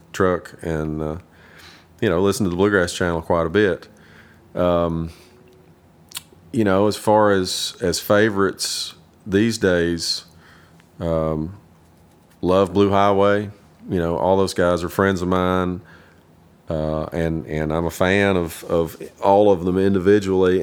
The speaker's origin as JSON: {"language": "English", "town": "Kingsport", "region": "Tennessee", "country": "United States", "tie": "born or raised there", "also_born_or_lived": "Nashville, Tennessee", "said": "I was born and raised in Kingsport, Tennessee"}